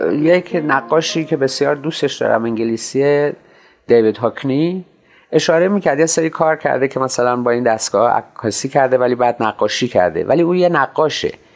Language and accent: Persian; Shiraz, Fars, Iran; born or raised there